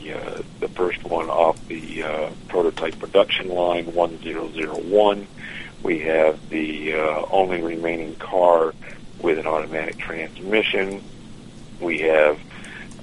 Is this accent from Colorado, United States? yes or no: no; the Adirondacks, New York, United States; now in Hershey, United States; I'm from the Adirondacks in New York, so I'm used to snow.